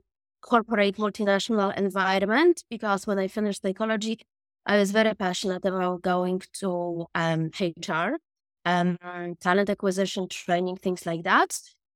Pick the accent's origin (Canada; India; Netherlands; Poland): Poland; moved away as an adult; also born or lived in Dublin, Ireland; now in Cork, Ireland; I am from Poland originally, and after I graduated from my university, me and my friends, we just had the spontaneous decision just to, you know, to Ireland